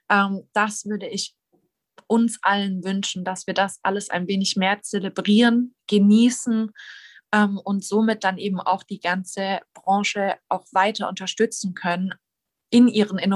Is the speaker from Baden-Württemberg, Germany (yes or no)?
yes; Baden-Württemberg, Germany; Ich wurde ja schon als Schwäbin angekündigt